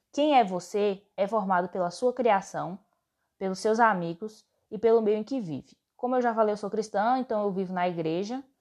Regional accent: Bahia, Brazil; Eu tenho 16 anos, sou nordest... nor... Eita, glória. nordestina. Aí, foi. Sou baiana.

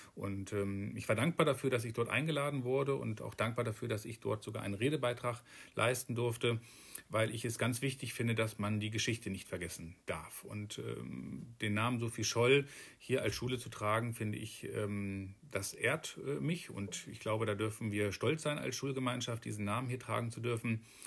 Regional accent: Alfeld, Lower Saxony, Germany; also born or lived in Hameln / Hohenhameln / Gronau; komme gebürtig aus Alfeld und wollte gerne wieder in diese Region

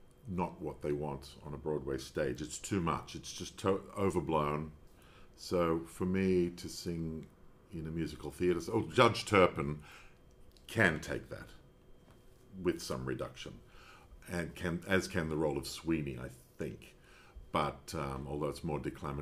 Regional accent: Australia; I'm being Australian.

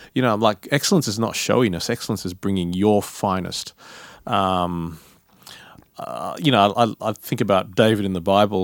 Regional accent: Perth, Western Australia, Australia; moved away as an adult; now in Sydney, Australia; I come from Perth

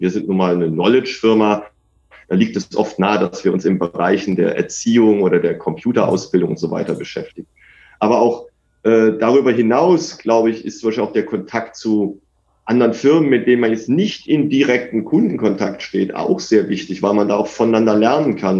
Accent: Germany; moved away as an adult; now in India; als Deutscher

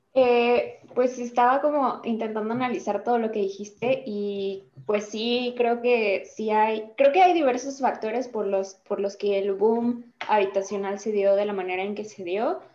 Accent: Querétaro, Mexico; soy del estado de Querétaro

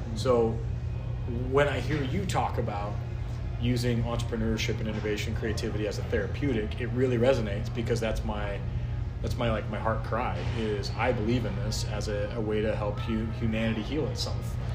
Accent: North Idaho, United States; I grew up in North Idaho

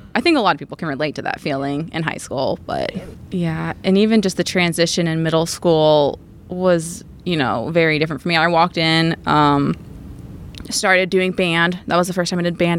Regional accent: Crestwood, Kentucky, United States; also born or lived in Bowling Green; I grew up in Crestwood

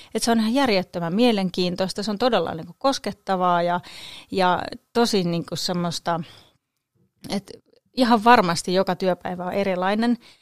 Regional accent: Kangasala, Pirkanmaa, Finland; also born or lived in Kokkola; now in Tampere, Finland; asuin siis lapsuuteni Kangasalla

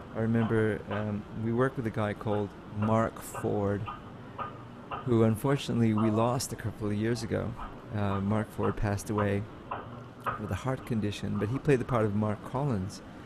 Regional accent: Australia; also born or lived in Manila, Philippines; now in New York, United States; I moved to Australia when I from Manila when I was two years old

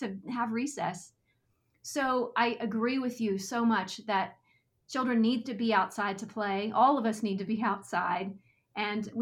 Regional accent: Texas, United States; I grew up in Texas

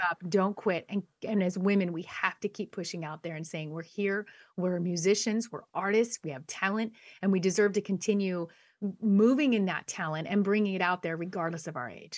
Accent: San Dimas, California, United States; I was born in Southern California, born and raised a SoCal girl. Came from a little town called San Dimas

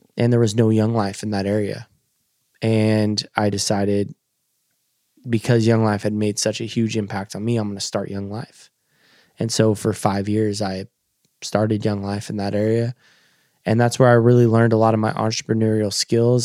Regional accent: Coos Bay, Oregon, United States; I grew up in Coos Bay, Oregon. It's a little fisherman town on the Oregon coast.

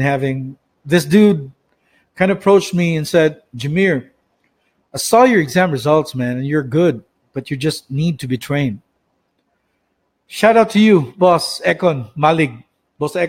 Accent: Philippines; moved away; from Sibunga, my hometown.

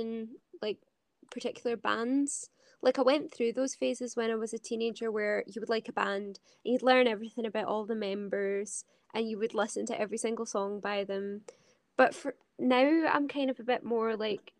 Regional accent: Scotland, United Kingdom; I'm a Scottish musician

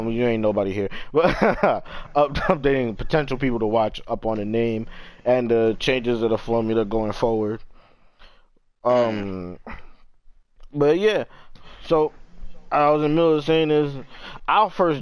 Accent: New York, United States; I'm from New York

